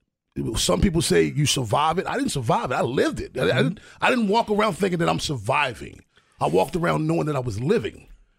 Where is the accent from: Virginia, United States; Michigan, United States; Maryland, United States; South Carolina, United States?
Maryland, United States; Baltimore; I grew up north in Bitlow, man. Mm-hmm. North in Bitlow.